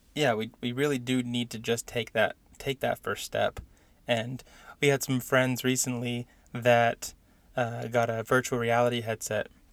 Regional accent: San Diego, California, United States; moved away as an adult; now in Indiana, United States; I grew up in San Diego

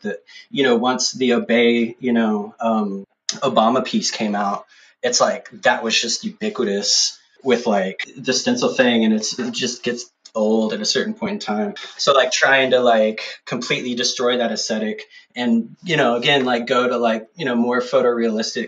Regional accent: Austin, Texas, United States; also born or lived in San Marcos; I'm from Austin originally

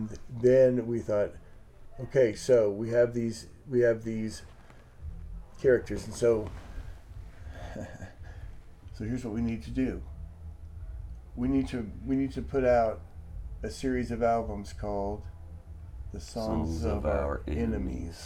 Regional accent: Maryville, Missouri, United States; moved away as an adult; now in Kansas City, United States; I'm from this, you know, small town, Northwest Missouri

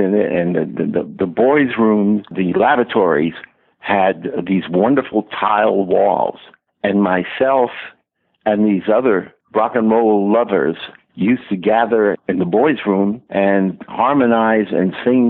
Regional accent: New York City, New York, United States; I was born and raised in Brooklyn, New York. And Brooklyn, New York in those years was a melting pot.

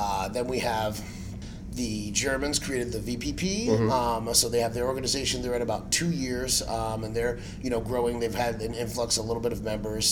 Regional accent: Cuba; first language Spanish; English is a second language; my first language is Spanish. I learned English from Sesame Street. Now, granted, I'm Cuban, so my Spanish is pretty terrible because, you know, sorry, but I can say this as a Cuban

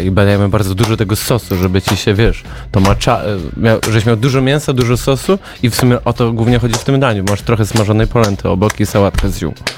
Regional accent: Zielona Góra, Lubusz Voivodeship, Poland; słyszałem, że zaciągam, chociaż jestem z Zielonej Góry

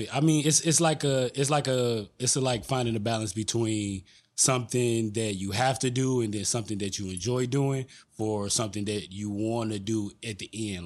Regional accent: Detroit, Michigan, United States; I'm born and raised in Detroit

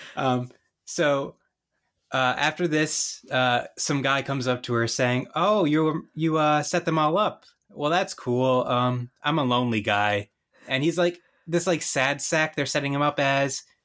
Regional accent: Northeast, United States; I'm from the Northeast

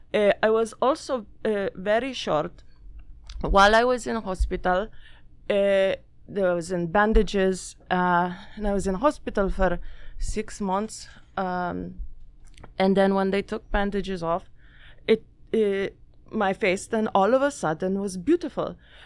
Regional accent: Ursus, Masovian Voivodeship, Poland; English is a second language; I grew up in Ursus. It is a suburb of Warsaw.

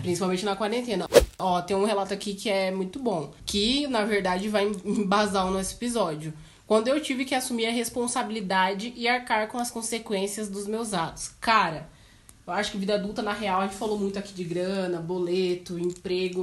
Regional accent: Cascavel, Paraná, Brazil; eu sou de Cascavel

